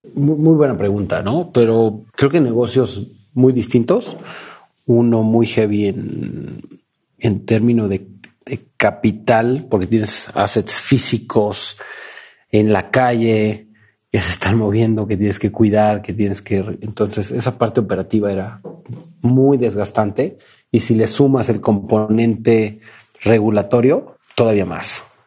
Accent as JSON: {"language": "Spanish", "region": "Mexico City", "country": "Mexico", "said": "en mi país, en mi ciudad"}